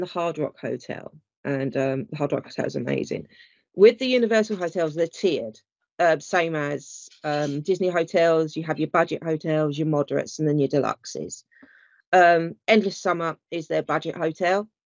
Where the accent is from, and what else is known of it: United Kingdom